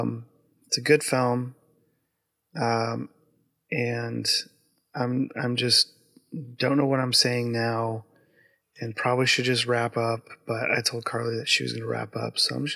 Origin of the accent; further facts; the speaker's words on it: United States; I'm American